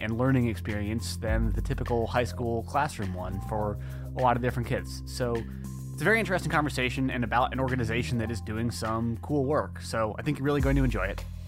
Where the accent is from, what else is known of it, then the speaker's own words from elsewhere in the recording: Ithaca, New York, United States; my hometown, Ithaca, New York